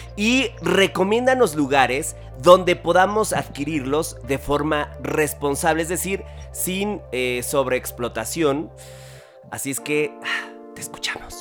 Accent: Mexico; somos mexicanos

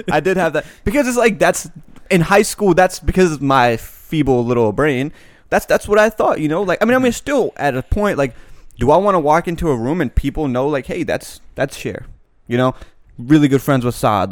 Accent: United States; growing up in America

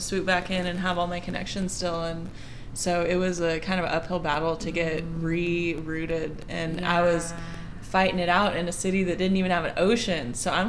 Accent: East Texas, United States; moved away; I'm originally from East Texas near Louisiana.

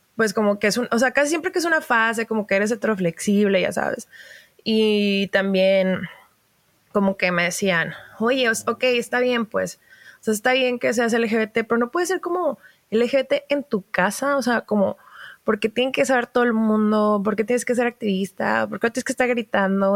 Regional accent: Baja California, Mexico; also born or lived in Mexico City; soy norteña

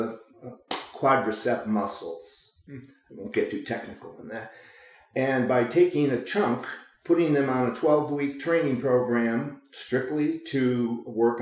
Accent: Chicago, Illinois, United States; also born or lived in Lake Placid, New York; now in Oregon, United States; I grew up in Chicago

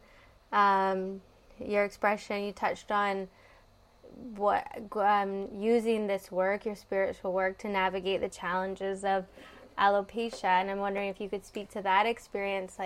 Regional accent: Canada; I'm from Canada

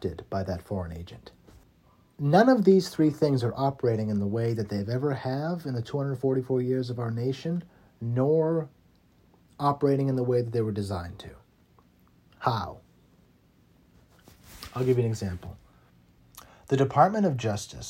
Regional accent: United States; to be living in as an American.

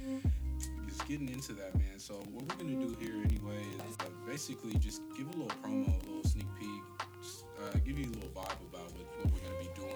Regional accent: Riverside, California, United States; also born or lived in Sacramento; I hail from Riverside, California, the east to be exact

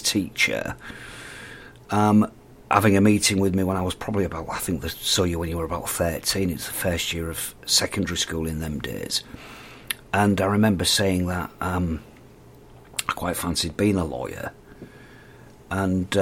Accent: Hull, Yorkshire and the Humber, United Kingdom; born and bred in Hull

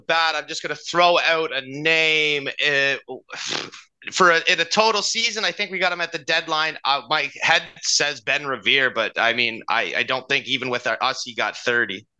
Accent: Canada; as Canadian kids

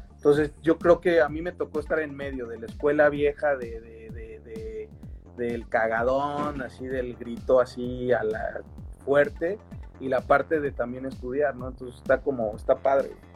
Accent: Mexico City, Mexico; Super chilango, allá del sur, yo, yo vivía allá por el Estadio Azteca

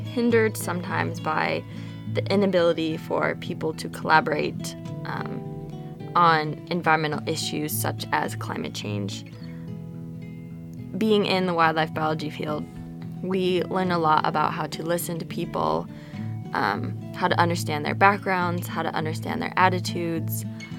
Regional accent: Gardnerville, Nevada, United States; moved away; I was born and raised in Gardnerville, Nevada

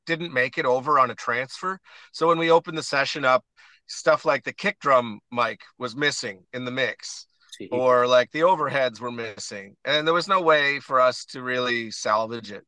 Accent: Stratford, Prince Edward Island, Canada; moved away as an adult; also born or lived in Edmonton / Toronto; Battery Point, which is where I grew up in Stratford area.

